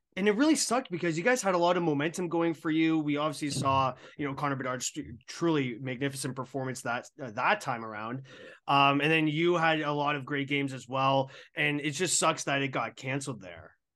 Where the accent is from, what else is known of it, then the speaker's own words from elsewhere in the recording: Burlington, Ontario, Canada; Growing up in Burlington, which is actually my hometown